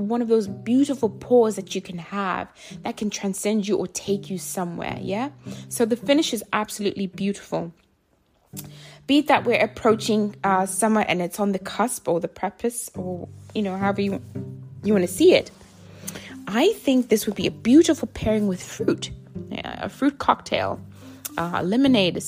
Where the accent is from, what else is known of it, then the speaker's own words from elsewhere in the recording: Zimbabwe; also born or lived in South Africa / Africa; now in United States; I think of my home where I was born in Zimbabwe